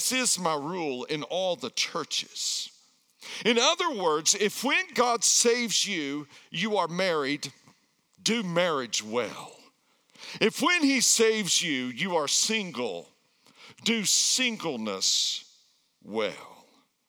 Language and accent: English; Erwin, Tennessee, United States; moved away; I grew up in the backwoods of Tennessee